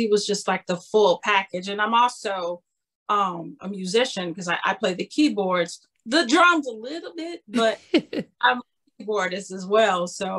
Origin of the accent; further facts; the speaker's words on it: Chicago, Illinois, United States; I'm born and raised in Chicago